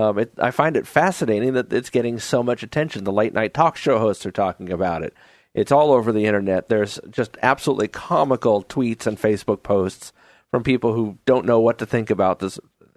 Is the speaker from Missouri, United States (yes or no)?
no; New York, United States; now in Oregon, United States; Growing up in New York